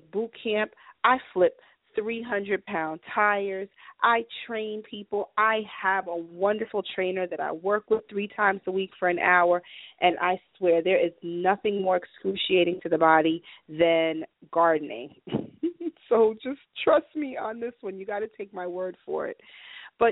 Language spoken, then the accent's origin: English; New York City, New York, United States; moved away; I was raised in New York City